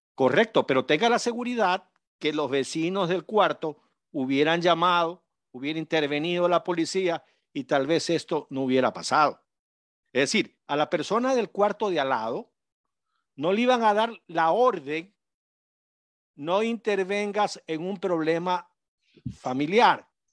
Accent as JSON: {"language": "Spanish", "region": "Manabí", "country": "Ecuador", "said": "en mi tierra, en Manabí."}